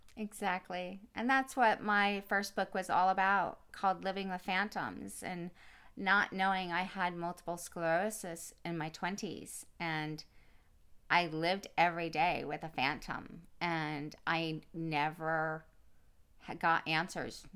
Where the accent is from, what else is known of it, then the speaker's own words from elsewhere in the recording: East Coast, United States; now in California, United States; growing up on the East Coast, we were always around water. And today, living in California